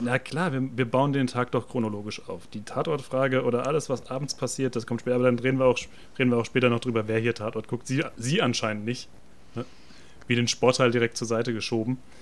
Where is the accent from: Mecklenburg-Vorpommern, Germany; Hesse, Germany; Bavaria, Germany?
Hesse, Germany; Frankfurt; als Frankfurter, als Städter